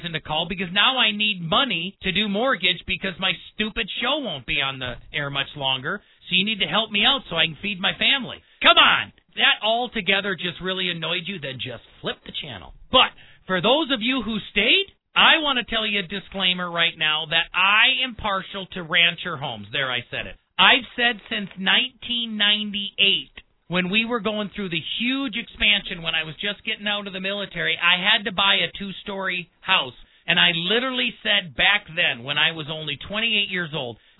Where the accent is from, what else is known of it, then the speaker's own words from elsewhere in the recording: Midwest, United States; I grew up in the Midwest